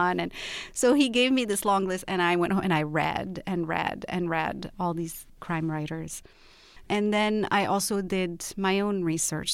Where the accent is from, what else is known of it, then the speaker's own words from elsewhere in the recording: Rabat, Rabat-Salé-Kénitra, Morocco; also born or lived in London; now in Los Angeles, United States; I was born and raised in Rabat, which is the capital of Morocco, and then I lived in London, and after that I lived in Los Angeles.